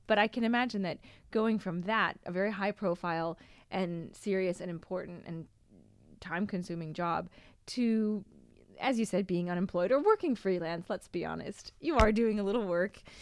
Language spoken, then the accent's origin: English; Seattle, Washington, United States; moved away; also born or lived in Boston; I'm from Seattle